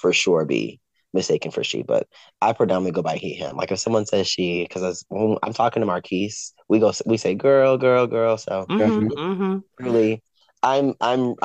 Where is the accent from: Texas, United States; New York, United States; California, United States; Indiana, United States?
Texas, United States; Fort Worth; I am born and raised in Fort Worth, Texas